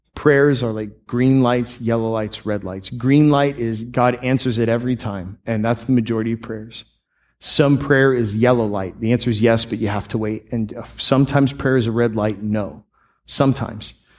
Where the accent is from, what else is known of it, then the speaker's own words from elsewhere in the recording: Tampa, Florida, United States; I grew up in the Tampa Bay area